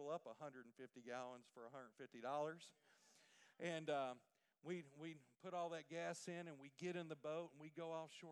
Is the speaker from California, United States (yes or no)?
no; Port Arthur, Texas, United States; I'm from Port Arthur, the capital of Louisiana, but it's in Texas